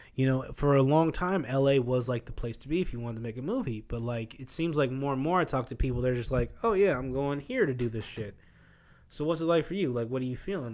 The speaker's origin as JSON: {"language": "English", "region": "Midwest", "country": "United States", "tie": "born or raised there", "moved": "yes", "said": "growing up in the Midwest"}